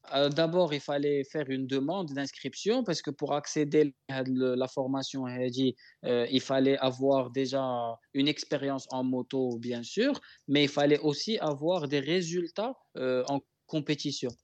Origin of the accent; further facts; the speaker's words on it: Morocco; moved away as an adult; also born or lived in Taiwan; je parle du Maroc parce que c'est mon pays natal